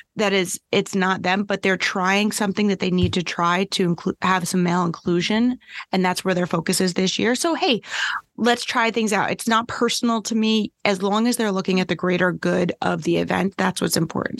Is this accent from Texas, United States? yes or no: no; New York, United States; I'm a New Yorker